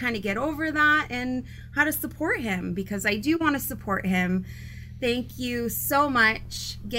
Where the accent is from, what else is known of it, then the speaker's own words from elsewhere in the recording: Maine, United States; I'm from Maine.